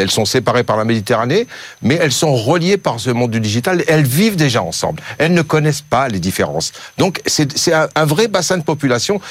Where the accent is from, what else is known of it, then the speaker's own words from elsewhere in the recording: Algeria; moved away; En Algérie, mon pays natal